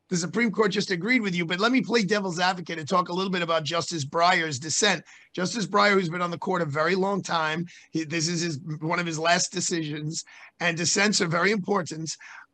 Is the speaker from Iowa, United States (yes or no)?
no; New York, United States; as a New Yorker